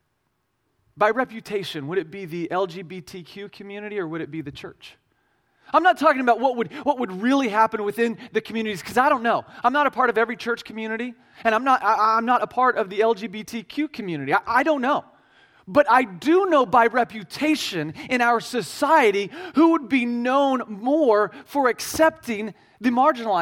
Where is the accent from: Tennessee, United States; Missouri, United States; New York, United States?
Missouri, United States; Midwest; I'm from Midwest Missouri. We have hills and cows and not very many people